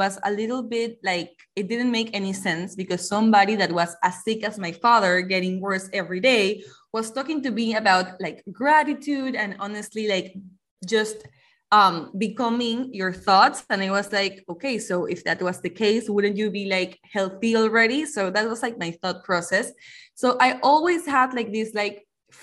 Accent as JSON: {"language": "English", "country": "Panama", "said": "I am from Panama"}